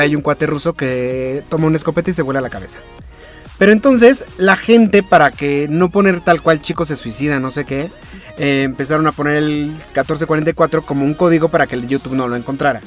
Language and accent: Spanish; Mexico; A mí como mexicano